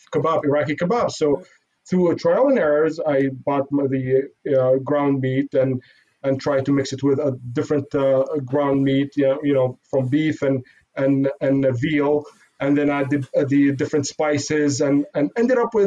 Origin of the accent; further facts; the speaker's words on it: Syria; also born or lived in Iraq / Ottawa, Canada; now in Montreal, Canada; I grew up, I was born in Iraq, grew up in Syria, and then moved to Canada, moved to Ottawa.